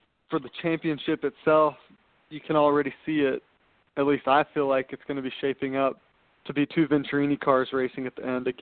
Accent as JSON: {"language": "English", "town": "Atlanta", "region": "Georgia", "country": "United States", "tie": "born or raised there", "said": "I'm from Atlanta, Georgia. That's where I've grown up"}